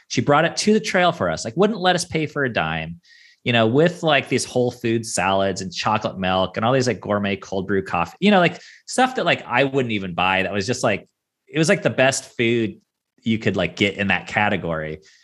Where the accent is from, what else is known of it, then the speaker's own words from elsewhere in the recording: Seattle, Washington, United States; I grew up on the West Coast